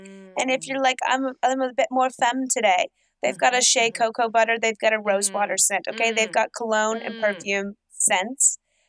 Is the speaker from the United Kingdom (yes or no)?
no; Louisville, Kentucky, United States; I'm in Louisville, Kentucky. It's my hometown.